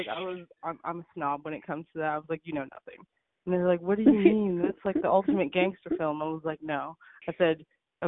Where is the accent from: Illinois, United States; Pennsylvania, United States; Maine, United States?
Pennsylvania, United States; Pittsburgh; I grew up in Pittsburgh, Pennsylvania